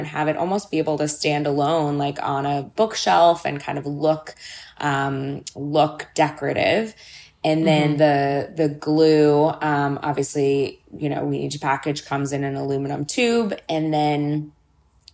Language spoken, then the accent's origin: English; Los Angeles, California, United States; I grew up in Los Angeles, and my mother worked in arts education my entire life